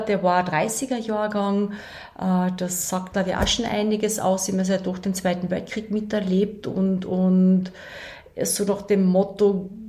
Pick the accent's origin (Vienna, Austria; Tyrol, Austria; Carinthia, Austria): Carinthia, Austria; Klagenfurt; nein, ich bin da aufgewachsen in Klagenfurt, ähm, aber ich habe sechs Geschwister.